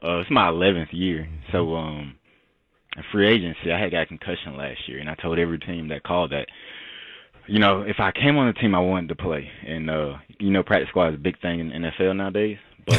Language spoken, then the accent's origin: English; Atlanta, Georgia, United States; I'm from Atlanta, Georgia. I got three kids